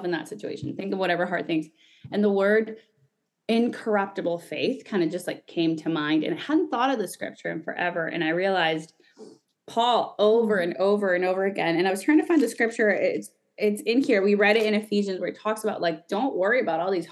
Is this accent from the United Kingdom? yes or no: no; Guatemala; I'm from Guatemala